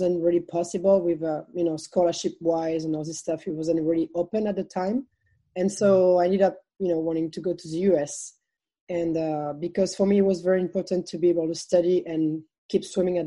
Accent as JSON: {"language": "English", "country": "France", "also_born_or_lived": "Texas", "second_language": "English", "moved": "as an adult", "said": "coming from France to Texas"}